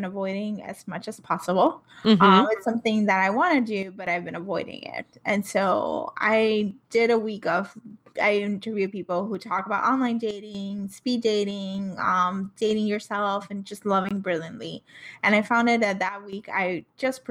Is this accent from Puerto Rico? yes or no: yes; Puerto Rico; I'm from Puerto Rico, so I know English and Spanish both.